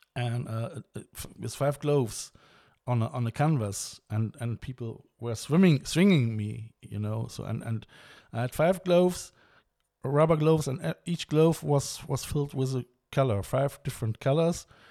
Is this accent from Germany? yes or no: yes; Germany; I mean I'm German. I'm coming from the River Rhine